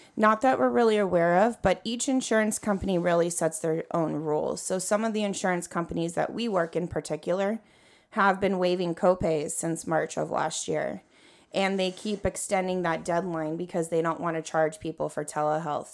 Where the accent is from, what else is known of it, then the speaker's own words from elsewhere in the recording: California, United States; born and raised in California